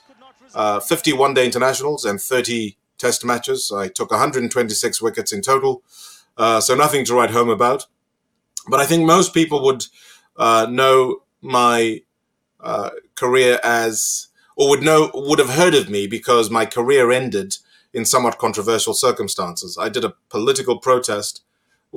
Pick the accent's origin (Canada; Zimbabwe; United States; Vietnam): Zimbabwe; moved away as an adult; also born or lived in Zambia; now in Australia; I grew up in Zimbabwe, had a wonderful education.